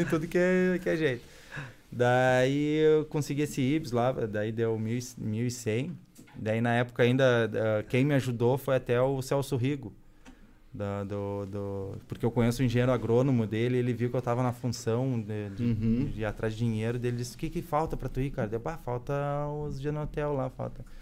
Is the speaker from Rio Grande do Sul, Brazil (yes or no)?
yes; Novo Hamburgo, Rio Grande do Sul, Brazil; Eu sou de Novo Hamburgo.